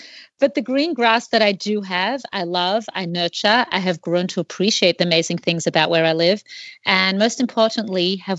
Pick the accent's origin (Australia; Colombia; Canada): Australia; moved away as an adult; By that age, I had already had the experience of living in a few different places. I'm from Australia. I guess you can hear from my accent.